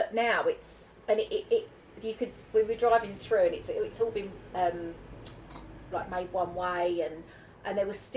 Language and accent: English; Basildon, East of England, United Kingdom; accent: Essex; I'm from Basildon originally